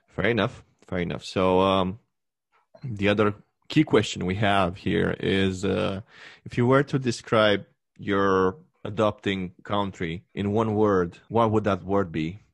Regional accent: Romania; English is a second language; moved away as an adult; now in Canada; my home country, like what it used to be my universe before

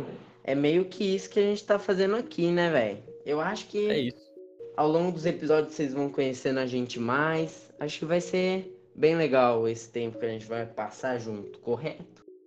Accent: Jundiaí, São Paulo, Brazil; a gente é aqui de Jundiaí

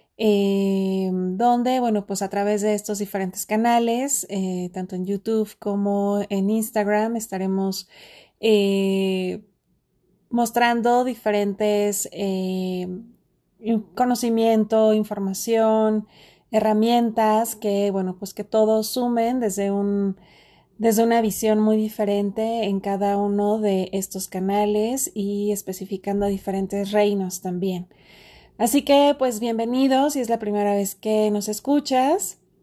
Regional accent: Mexico; en mi país, México

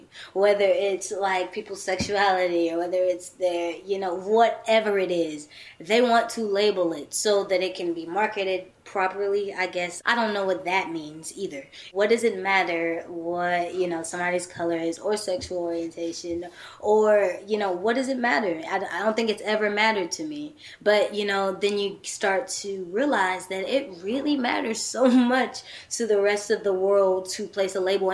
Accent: Texas, United States; I'm from Texas

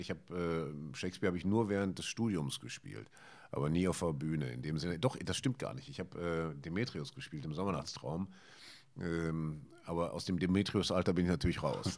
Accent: Ruhr area, North Rhine-Westphalia, Germany; ich bin ja hier im Ruhrgebiet groß geworden

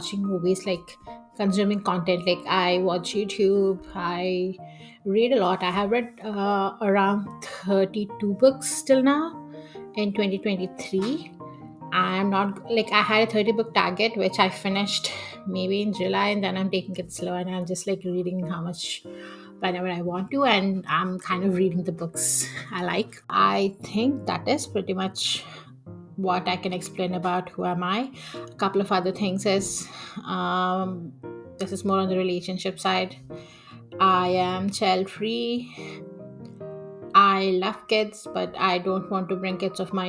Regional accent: Vijayawada, Andhra Pradesh, India; moved away as an adult; also born or lived in Visakhapatnam, India / Hyderabad, India; now in Toronto, Canada; I was born in Vizag and I was brought up in Vijayawada. I did my schooling in Vijayawada

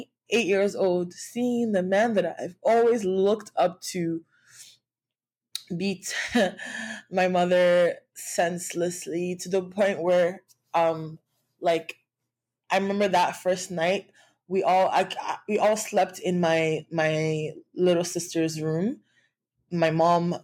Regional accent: Nigeria; being like a Nigerian girl woman who grew up in a world where trauma, like not trauma but abuse, was like okay or accepted

